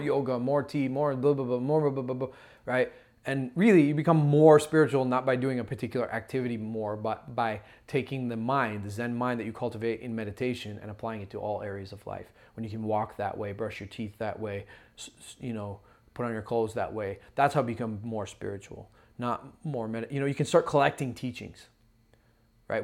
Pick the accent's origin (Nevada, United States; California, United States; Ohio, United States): Ohio, United States; I'm a brother from Ohio.